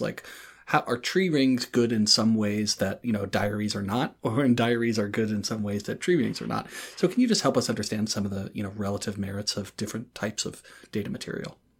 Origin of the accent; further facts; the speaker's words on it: Durham, North Carolina, United States; my hometown of Durham, North Carolina